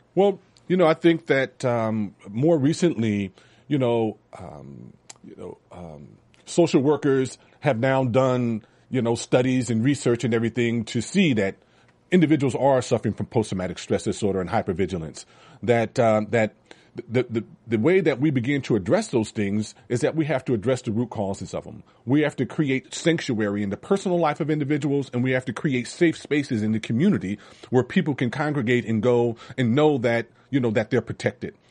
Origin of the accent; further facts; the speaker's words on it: Los Angeles, California, United States; growing up in Watts was challenging.